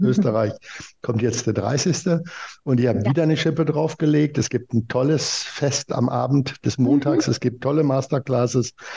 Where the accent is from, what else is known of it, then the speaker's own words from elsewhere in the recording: Germany; ich als Deutscher